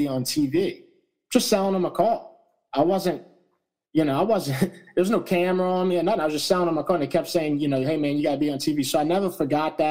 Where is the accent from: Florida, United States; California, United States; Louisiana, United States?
Louisiana, United States; St. Bernard Parish; being from St. Bernard Parish